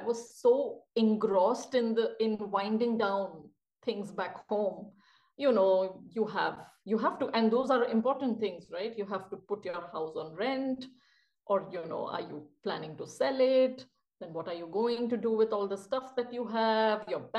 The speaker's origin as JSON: {"language": "English", "country": "India", "also_born_or_lived": "Bangalore", "moved": "as an adult", "lives_now": "Basel, Switzerland", "said": "I come from India"}